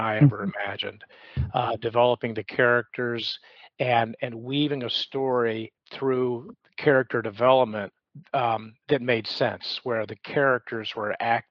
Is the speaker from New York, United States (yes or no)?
no; Atlanta, Georgia, United States; now in Charleston, United States; I was born and raised in Atlanta, so I understood what it meant to be born and raised in the South